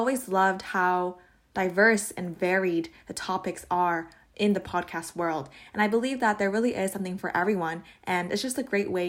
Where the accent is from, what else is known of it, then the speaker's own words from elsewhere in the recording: Toronto, Ontario, Canada; I'm from Toronto, and I'm also a recent graduate of Ryerson University